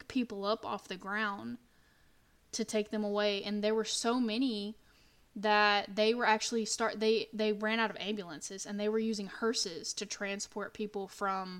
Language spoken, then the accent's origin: English; Texas, United States; We're from Texas, so we know about it